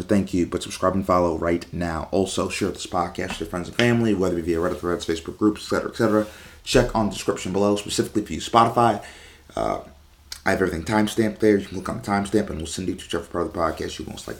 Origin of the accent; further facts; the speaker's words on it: Amherst, New York, United States; also born or lived in Buffalo, New York; I was born in 1998 in Buffalo, New York. I grew up in Amherst, which is like the first suburb over from Buffalo